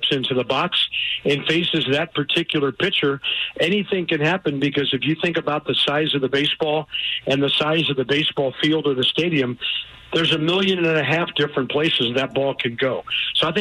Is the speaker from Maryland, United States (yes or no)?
no; St. Louis, Missouri, United States; When I grew up on South Kings Highway by Tower Grove Park, we played ball morning, noon, and night